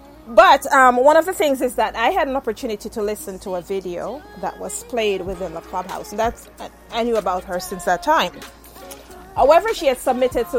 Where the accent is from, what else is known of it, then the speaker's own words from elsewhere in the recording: Jamaica; I'm Jamaican